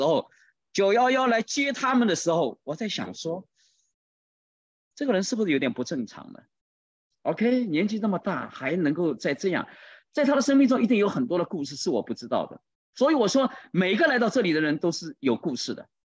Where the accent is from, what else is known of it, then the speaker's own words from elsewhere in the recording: China; 就在这个时候，你知道上来了一位七十多岁的一位啊老人家，看到我们是中国人，就来跟我们打招呼。